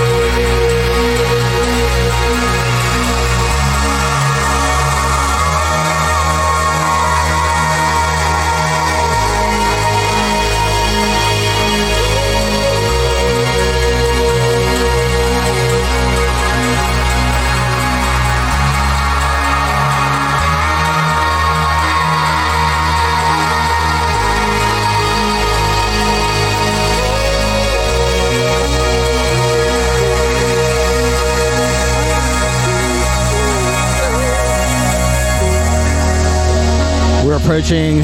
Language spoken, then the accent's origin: English; Tampa, Florida, United States; We grew up here in Tampa together